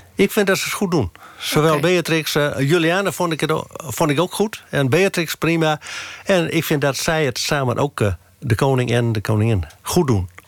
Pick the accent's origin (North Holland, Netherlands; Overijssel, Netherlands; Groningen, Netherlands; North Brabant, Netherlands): Groningen, Netherlands; Westeremden; ik ben in Westremde geboren